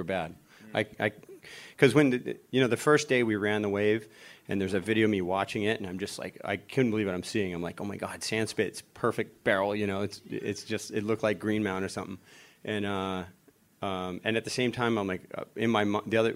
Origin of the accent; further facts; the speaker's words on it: Florida, United States; I grew up in Florida